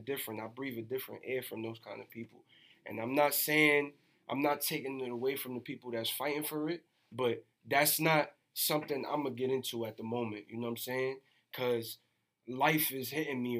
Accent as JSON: {"language": "English", "town": "New York City", "region": "New York", "country": "United States", "said": "I'm from the Bronx, 174th and Vice Avenue to be exact"}